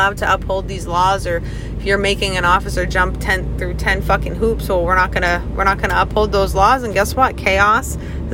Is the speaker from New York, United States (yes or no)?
no; Maine, United States; my home state, actually, which is Maine.